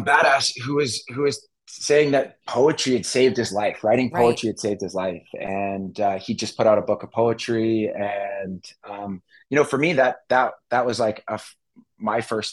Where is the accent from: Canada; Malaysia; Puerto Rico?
Canada; Vancouver Island, British Columbia; now in Los Angeles, United States; I'm Canadian originally, grew up in Vancouver Island, and moved to LA at a young age.